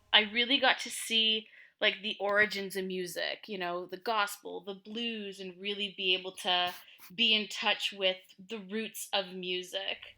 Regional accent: Ottawa, Ontario, Canada; also born or lived in Montreal; we moved to Ottawa, um, when I was pretty young

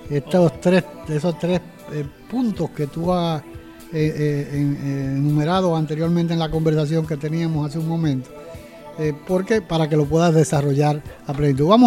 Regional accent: Montecoca, San Pedro de Macorís, Dominican Republic; born there; Yo nací en Montecoca.

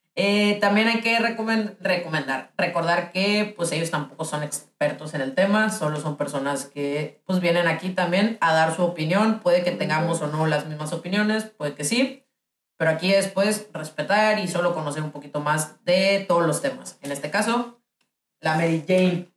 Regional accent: Ciudad Obregón, Sonora, Mexico; moved away; soy de Obregón y es un lugar bien pequeño

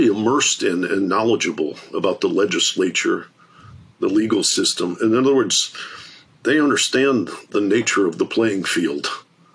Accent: Detroit, Michigan, United States; I grew up in Detroit.

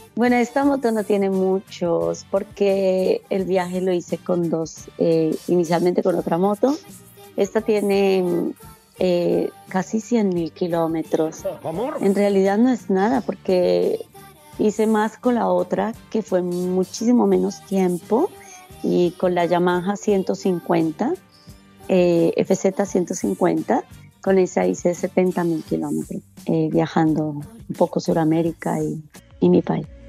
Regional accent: Bogotá, Colombia; moved away as an adult; Yo soy de, Bogotá, de Colombia

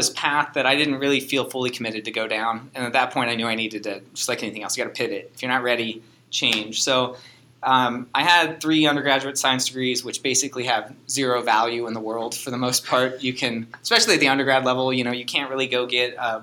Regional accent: Chicago, Illinois, United States; also born or lived in Wisconsin / Ohio; now in Hawaii, United States; I was born in Wisconsin, grew up in Chicago, and then eventually moved to Ohio just with my family

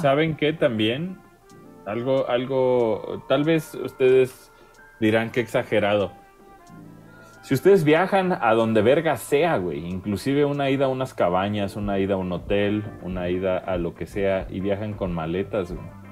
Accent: Mexico; yo como mexicano en la gringa

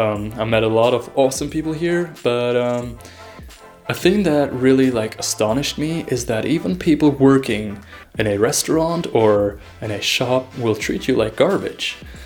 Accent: Germany; now in Vienna, Austria; As mentioned earlier, I came here from Germany, and Germany is known to be like the epitome of bureaucracy.

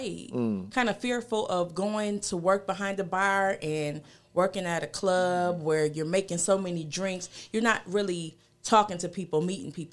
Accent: Buffalo, New York, United States; born and raised in Buffalo, New York

